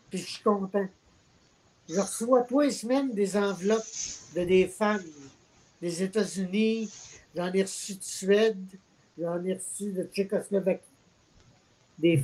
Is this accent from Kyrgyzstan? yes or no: no; Alma, Quebec, Canada; now in Gaspésie, Canada; j'habite en Gaspésie, je suis originaire d'Alma au lac